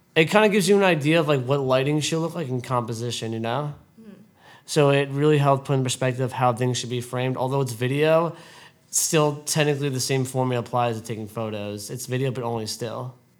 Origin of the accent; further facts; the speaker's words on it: Brentwood, New York, United States; growing up in Brentwood, it was a great experience. I met a lot of good people here, and I still have a lot of childhood friends